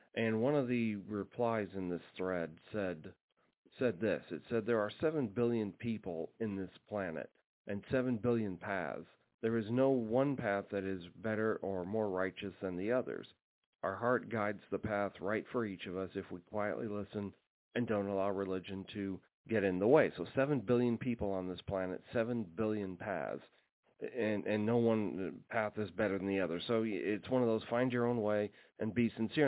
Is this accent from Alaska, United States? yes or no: yes; Alaska, United States; growing up in Alaska